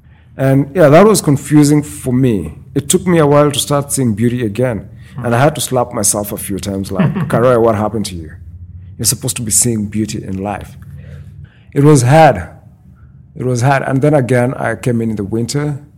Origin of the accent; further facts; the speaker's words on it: Moncton, New Brunswick, Canada; moved away as an adult; now in Saskatchewan, Canada; New Brunswick. Mm-hmm. Yeah. Born and bred in Moncton, New Brunswick.